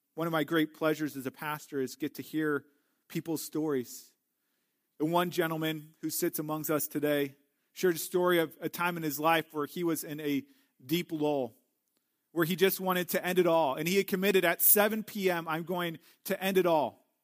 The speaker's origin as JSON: {"language": "English", "town": "St. Louis", "region": "Missouri", "country": "United States", "tie": "born or raised there", "said": "Growing up in Saint Louis"}